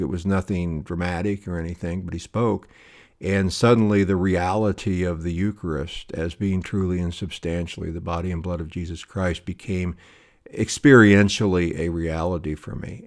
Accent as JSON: {"language": "English", "area": "High Plains", "region": "Southwest", "country": "United States", "tie": "born or raised there", "said": "I grew up in a small town in, uh, in, in the Southwest on the High Plains"}